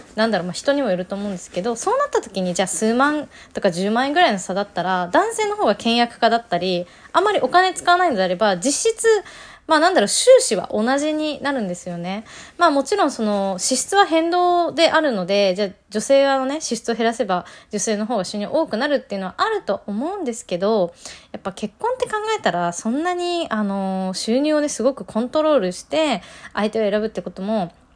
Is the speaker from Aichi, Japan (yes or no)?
no; Nagano, Japan; moved away; 私地元は長野県です